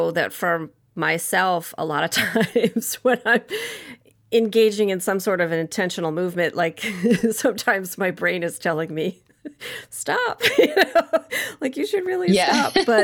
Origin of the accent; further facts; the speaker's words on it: Michigan, United States; now in Connecticut, United States; I grew up in Michigan. I live in Connecticut now.